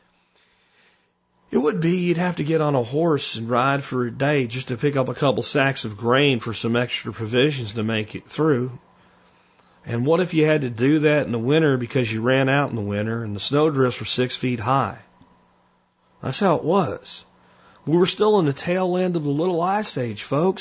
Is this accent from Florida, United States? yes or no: yes; Florida, United States; accent: Florida; also born or lived in Pennsylvania; I moved from Pennsylvania to Florida with my family. My grandfather and his friends in Pennsylvania would always tell me, quote, "You're down there with them damn rebels." And the kids that I went to school with would sometimes call me a damn Yankee until I picked up a Florida accent